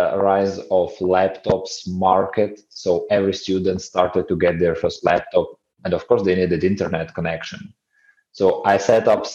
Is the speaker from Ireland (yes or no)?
no; Ukraine; I was born in Ukraine, and it was 90s, pretty rough time for the country